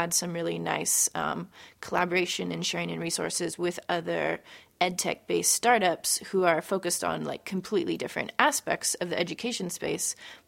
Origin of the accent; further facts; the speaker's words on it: San Francisco, California, United States; also born or lived in Portland, Oregon; I'm the co-founder of Known, and I'm from San Francisco, California.